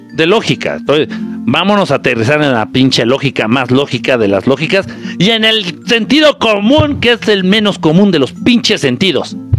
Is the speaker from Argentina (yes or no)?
no; Zihuatanejo, Guerrero, Mexico; moved away; cuando voy a mi pueblo querido y adorado, Ciguatanejo de Azueta